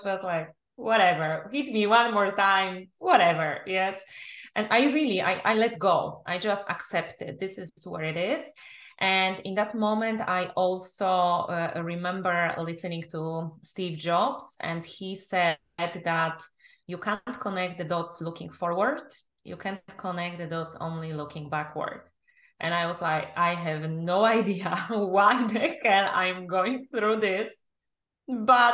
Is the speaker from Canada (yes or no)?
no; Poland; English is a second language; moved away; also born or lived in England; I'm originally from Poland